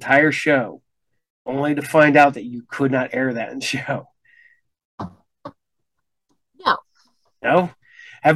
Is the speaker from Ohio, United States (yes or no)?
yes; Ohio, United States; I grew up in Ohio